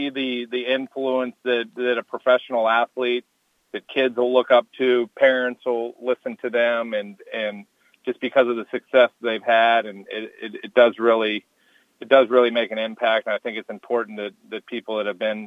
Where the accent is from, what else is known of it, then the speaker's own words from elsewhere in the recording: Maryland, United States; growing up in Maryland